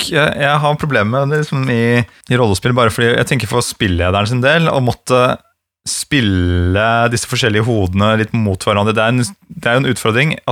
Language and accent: Norwegian; Egersund, Rogaland, Norway; Jeg er fra Vestlandet, jeg er fra Egersund.